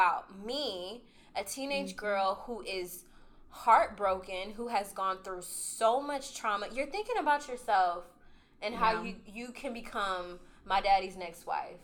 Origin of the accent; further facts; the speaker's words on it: Columbus, Ohio, United States; I'm from Columbus, and the church was outside of Cincinnati